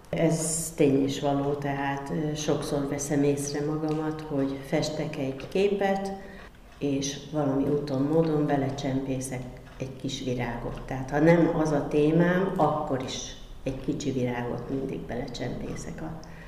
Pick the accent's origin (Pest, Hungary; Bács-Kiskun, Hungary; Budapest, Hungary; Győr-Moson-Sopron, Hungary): Bács-Kiskun, Hungary; Kecskemét; Kecskeméti vagyok, törzsgyökeres Kecskeméti